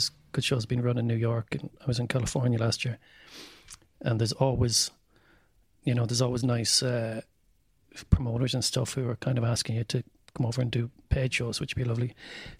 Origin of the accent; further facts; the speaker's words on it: County Mayo, Ireland; I was like, I'm from Mayo.